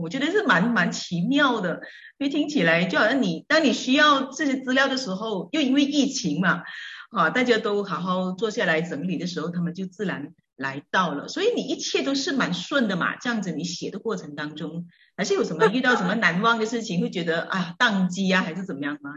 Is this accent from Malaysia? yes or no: yes; George Town, Penang, Malaysia; 我是来自马来西亚槟城的